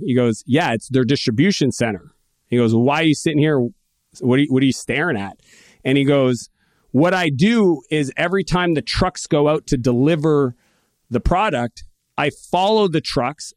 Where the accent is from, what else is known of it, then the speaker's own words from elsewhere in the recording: Canada; I'm Canadian